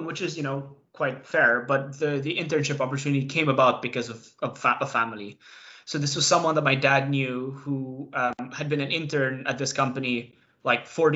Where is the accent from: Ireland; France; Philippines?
Philippines; Cebu, Central Visayas; moved away as an adult; also born or lived in Manila; now in London, United Kingdom; I grew up in Cebu, went to University Ateneo. I moved to London in 2016